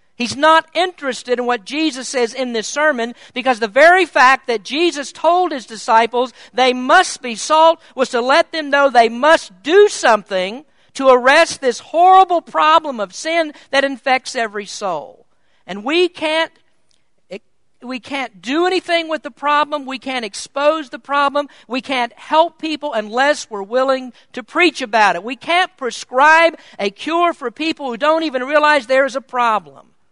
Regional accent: Kentucky, United States; moved away as an adult; I was born in Kentucky, and until 12 years ago, I lived my entire, entire life in the Bible Belt

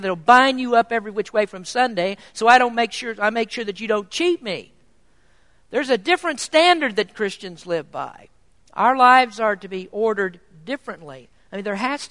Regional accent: United States; as Americans living in a kingdom

